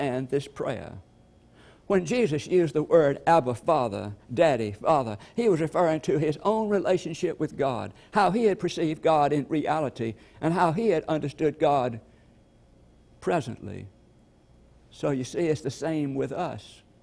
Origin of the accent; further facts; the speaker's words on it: LaGrange, Georgia, United States; he was taking me back to my hometown, LaGrange